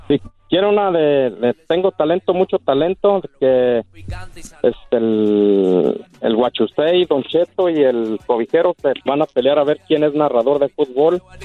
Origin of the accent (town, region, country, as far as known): Casas Viejas, Michoacán, Mexico